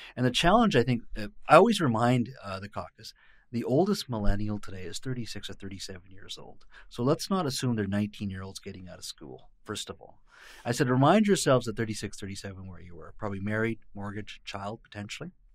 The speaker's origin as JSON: {"language": "English", "region": "British Columbia", "country": "Canada", "tie": "born or raised there", "also_born_or_lived": "India", "said": "I was born in India, but raised here"}